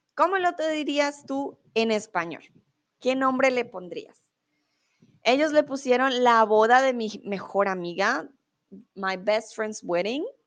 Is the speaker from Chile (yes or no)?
no; Colombia; also born or lived in Mexico; now in Germany; soy de Colombia, comúnmente vivo en Alemania